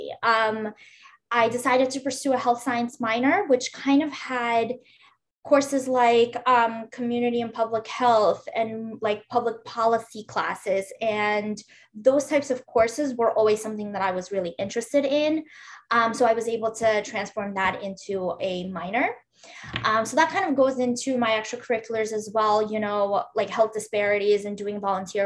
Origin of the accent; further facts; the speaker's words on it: New York City, New York, United States; moved away as an adult; also born or lived in Uzbekistan / Boston, United States; now in Philadelphia, United States; I grew up in Brooklyn, New York.